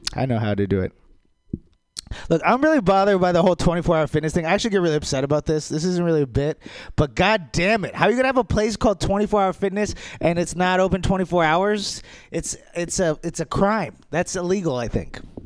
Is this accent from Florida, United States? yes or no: no; Maryland, United States; I grew up in Maryland